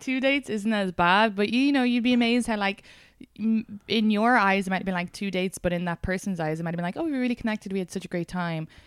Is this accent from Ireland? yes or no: yes; Ireland; now in United States; as a Irish immigrant